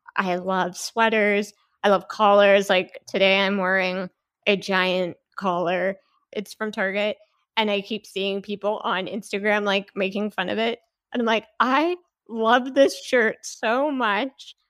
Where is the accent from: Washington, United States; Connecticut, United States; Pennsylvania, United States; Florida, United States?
Washington, United States; Seattle; moved away as an adult; now in Salt Lake City, United States; I'm from the Seattle area, and I moved to Utah to go to B Y U